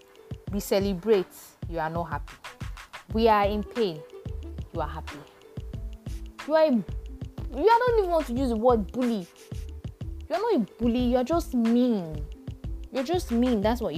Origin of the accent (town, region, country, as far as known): Nigeria